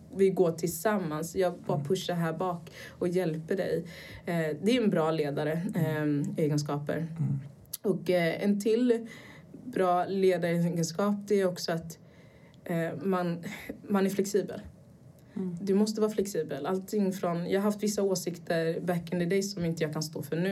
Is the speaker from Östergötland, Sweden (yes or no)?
no; Gothenburg, Västra Götaland, Sweden; also born or lived in Brazil / United States; jag växte upp i Göteborg, eh, i en liten förort till Göteborg